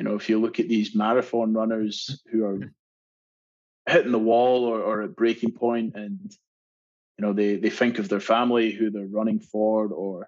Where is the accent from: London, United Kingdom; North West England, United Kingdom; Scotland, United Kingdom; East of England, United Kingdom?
Scotland, United Kingdom; moved away as an adult; now in Australia; I love being Scottish. It is and will always be home for me.